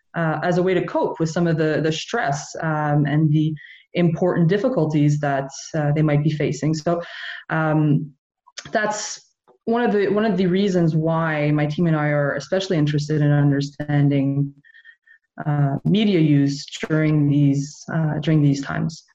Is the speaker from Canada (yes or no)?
yes; Montreal, Quebec, Canada; now in Nova Scotia, Canada; I grew up in Montreal, so I grew up in a very bilingual family in a very bilingual community